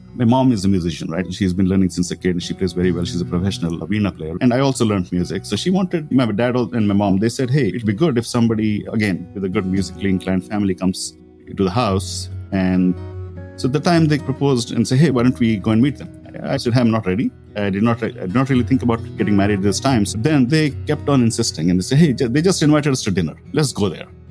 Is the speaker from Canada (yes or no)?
no; India; Growing up in India